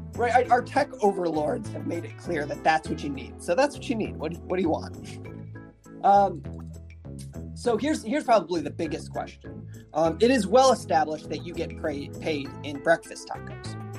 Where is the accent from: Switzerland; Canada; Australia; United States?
United States; Big Ten country, Midwest; my childhood growing up in Big Ten country